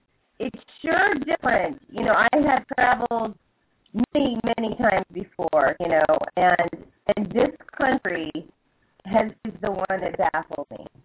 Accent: United States; now in Jordan; as an American

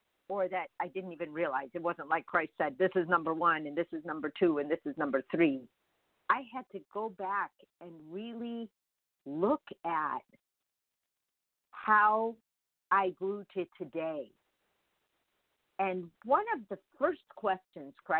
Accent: Chicago, Illinois, United States; English is a second language; I was just born in Chicago.

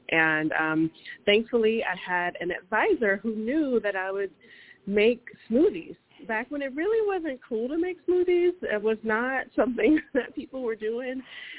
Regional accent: the South, United States; And growing up in the South, we always had access to it, and that was one of my favorites.

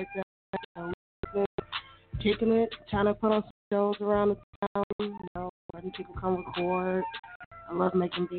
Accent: Tulsa, Oklahoma, United States; I'm 29, born and raised in Tulsa, Oklahoma.

